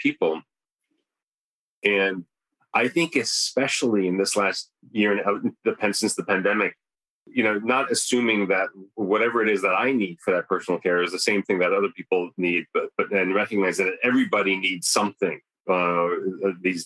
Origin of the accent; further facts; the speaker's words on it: New Canaan, Connecticut, United States; also born or lived in Syria / Turkey; I grew up in New Canaan, Connecticut, a very well-to-do part of the country